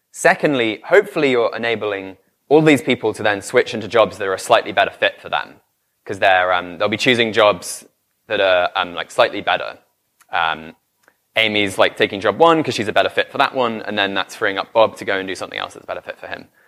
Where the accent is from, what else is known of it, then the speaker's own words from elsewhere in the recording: United Kingdom; I'm British